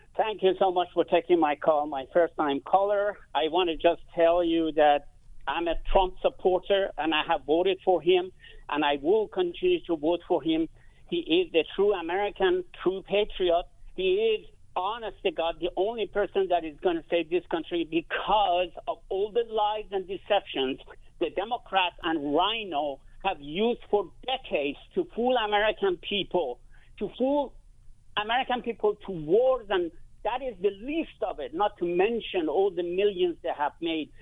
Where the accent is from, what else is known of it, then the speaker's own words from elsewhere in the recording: Iran; now in United States; I'm not from this country. I'm from Middle East. I'm from Iran.